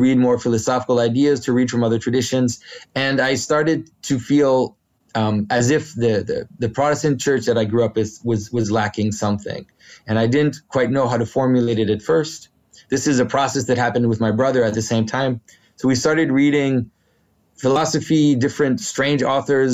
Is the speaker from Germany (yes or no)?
no; Quebec, Canada; first language French; English is a second language; my first language is French. I'm from Quebec.